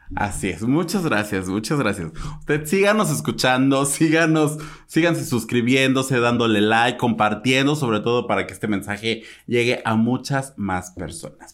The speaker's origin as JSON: {"language": "Spanish", "country": "Mexico"}